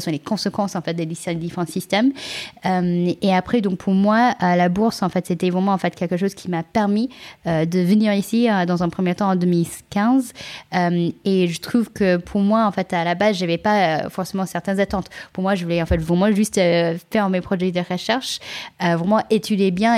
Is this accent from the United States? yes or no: yes; California, United States; French is a second language; moved away as an adult; also born or lived in China; now in France; je suis née en Chine, euh, j'ai grandi euh, aux États-Unis, en Californie